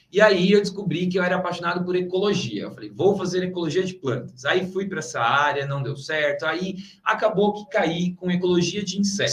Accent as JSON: {"language": "Portuguese", "region": "São Paulo", "country": "Brazil", "moved": "yes", "said": "eu sou de São Paulo, né? Então voltei assim para minha cidade, voltei para casa"}